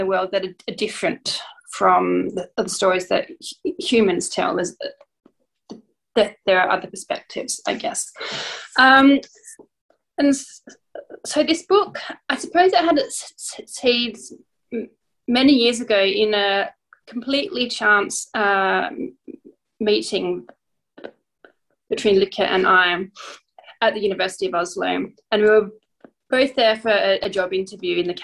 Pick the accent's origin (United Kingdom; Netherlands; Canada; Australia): Australia; Adelaide, South Australia; now in Norway; I've lived in Adelaide most of my childhood. I lived here and then I ended up in Norway, so I now mostly live in Norway